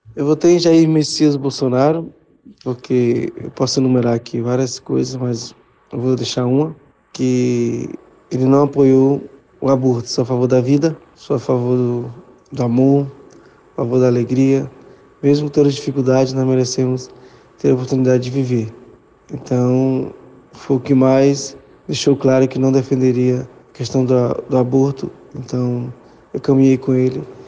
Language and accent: Portuguese; Acre, Brazil; sou filho da terra aqui de, do estado do Acre